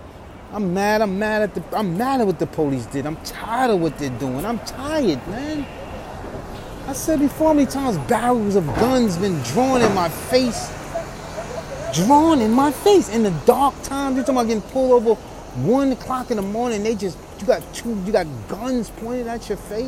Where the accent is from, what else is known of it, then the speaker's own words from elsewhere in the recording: New York City, New York, United States; I'm walking my hometown of New York City